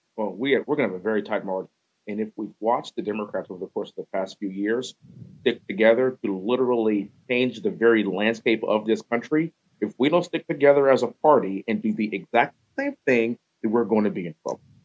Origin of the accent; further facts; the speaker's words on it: Houston, Texas, United States; growing up in Houston, Texas, we used to have smog alerts